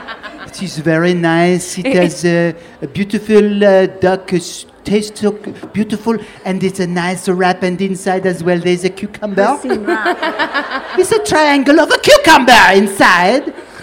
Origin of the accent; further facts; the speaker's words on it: London, United Kingdom; now in Norwich, United Kingdom; Yeah, off the Earl's Court Road.